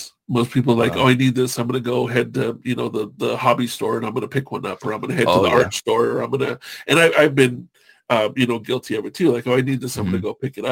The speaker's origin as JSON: {"language": "English", "country": "United States", "tie": "born or raised there", "said": "born and raised in America"}